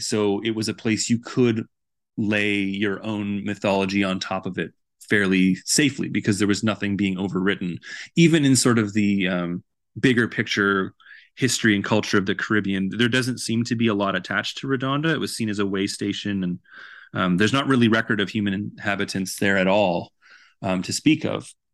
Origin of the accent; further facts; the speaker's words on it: Vancouver, British Columbia, Canada; moved away as an adult; now in Edmonton, Canada; I'm originally from Vancouver, so I didn't grow up here or attend school here, but I've lived here pretty much my entire adult life.